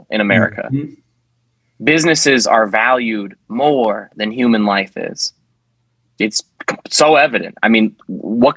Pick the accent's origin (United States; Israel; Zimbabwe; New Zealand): United States; we as American people